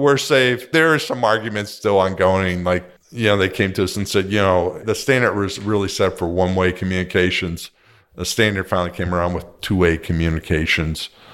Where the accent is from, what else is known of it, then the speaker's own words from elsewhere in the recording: Pittsburgh, Pennsylvania, United States; also born or lived in Southern California; now in Costa Mesa, United States; I'm originally from Pittsburgh, where they made steel